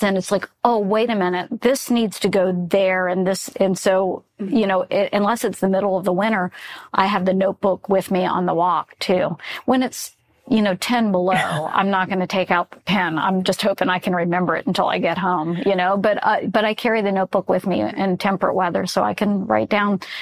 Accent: Florida, United States; I grew up in Florida

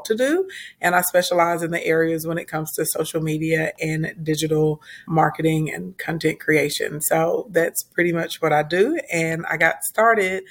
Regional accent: Arkansas, United States; also born or lived in Little Rock, Arkansas; And I'm from Arkansas. Right now I reside inside of Little Rock, Arkansas. So I'm a country girl

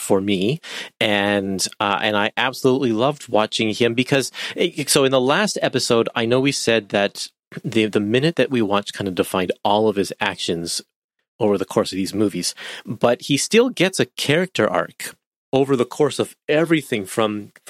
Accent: Canada; I'm Canadian

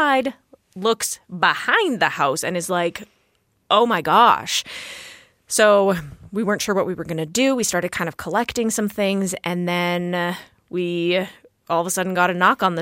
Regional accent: Edmonton, Alberta, Canada; growing up in Edmonton

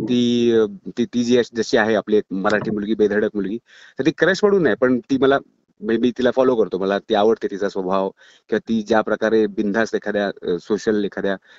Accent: Chiplun, Maharashtra, India; माझं चिपळूणचं कॉलेज

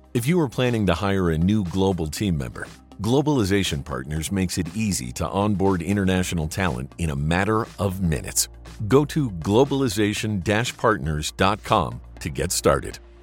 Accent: United States; moved away; also born or lived in Colombia; I'm an American.

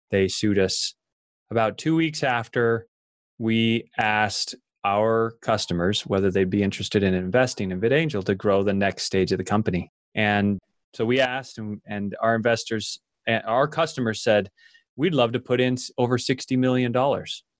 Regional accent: Idaho, United States; an idaho farm boy and growing up in Idaho, I worked on dairy farms

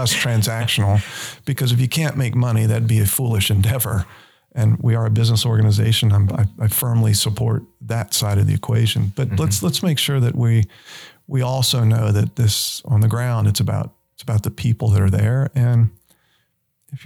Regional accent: Stuart, Florida, United States; moved away; I grew up in South Florida

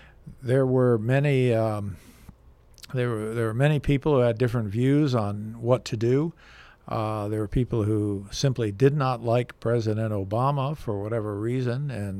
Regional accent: Little Compton, Rhode Island, United States; I'm from Little Compton, Rhode Island

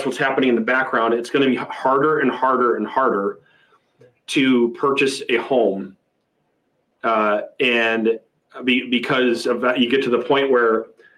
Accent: Attica, New York, United States; also born or lived in Rochester, New York; how small the town I'm from

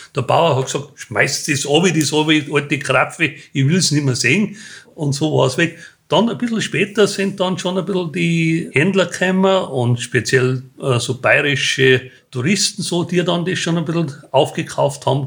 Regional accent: Tyrol, Austria; bei uns in Tirol waren halt sehr viele kleine Unternehmer

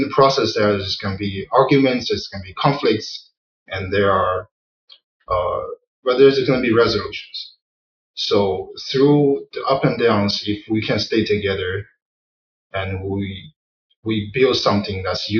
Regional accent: Wenzhou, Zhejiang, China; moved away as an adult; now in United States; It's called Wenzhou. Zhejiang.

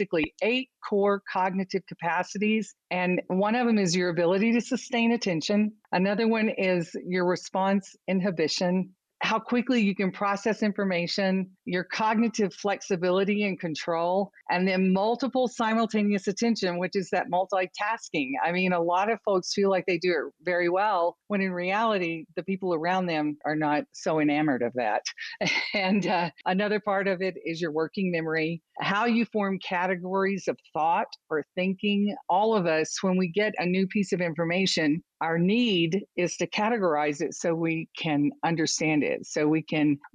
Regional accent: United States; accent: American; now in Austin, Texas, United States; from this accent, I'm American and I live in Texas, which is a different accent as well

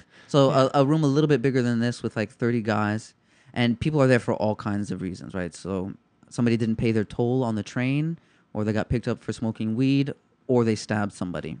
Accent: New York City, New York, United States; I'm a kid from the Lower East Side

